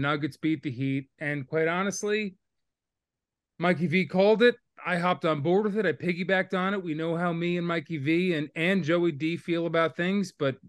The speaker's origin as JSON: {"language": "English", "region": "New Jersey", "country": "United States", "tie": "born or raised there", "said": "I grew up in Jersey, but it's very different than North Jersey. That's almost a different state."}